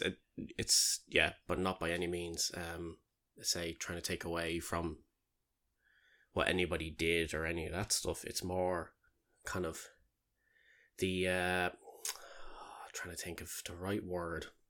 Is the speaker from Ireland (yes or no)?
yes; Ireland